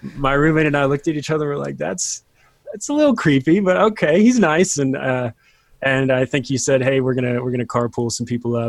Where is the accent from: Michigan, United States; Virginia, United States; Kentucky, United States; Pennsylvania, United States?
Virginia, United States; moved away as an adult; also born or lived in Colorado; I grew up in Virginia, move out to Colorado for Bible college